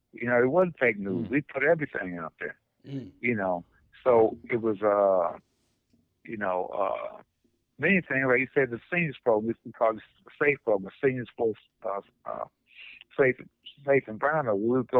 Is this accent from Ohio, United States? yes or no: no; Detroit, Michigan, United States; but the only reason I said that is because I'm from Detroit.